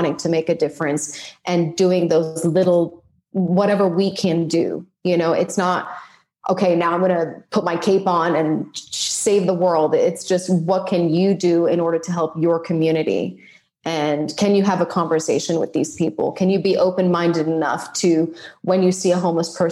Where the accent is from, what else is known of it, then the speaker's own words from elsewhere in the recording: Geneva, Switzerland; moved away; I'm from Switzerland, Geneva